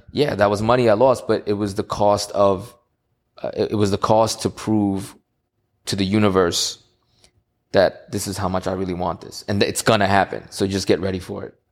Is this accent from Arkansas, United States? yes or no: no; New York City, New York, United States; in Queens, New York. I'm from Queens